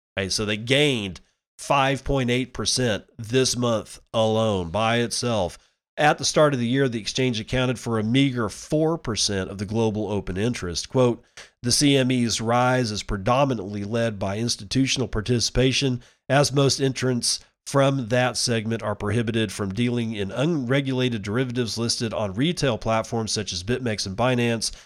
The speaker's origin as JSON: {"language": "English", "country": "United States"}